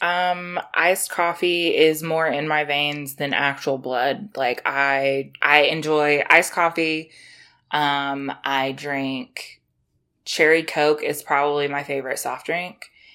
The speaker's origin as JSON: {"language": "English", "region": "South Carolina", "country": "United States", "said": "I am from South Carolina, like, close to Georgia. You know, Southern girl over here"}